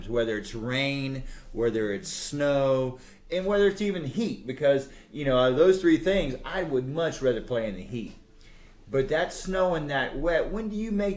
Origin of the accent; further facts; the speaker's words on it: Texas, United States; I'm a Texan